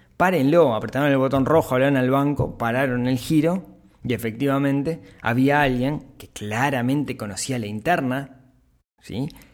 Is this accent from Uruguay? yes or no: yes; Uruguay; como uruguayos